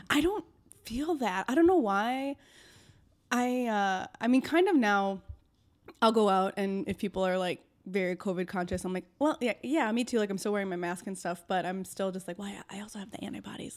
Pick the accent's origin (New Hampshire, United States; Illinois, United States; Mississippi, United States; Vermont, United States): Illinois, United States; Algonquin; I grew up in Algonquin.